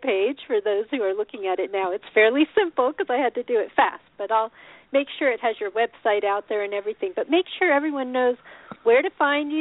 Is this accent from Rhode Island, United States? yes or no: no; Colorado, United States; moved away; also born or lived in Boulder, Colorado / Champaign, Illinois; I was born in Colorado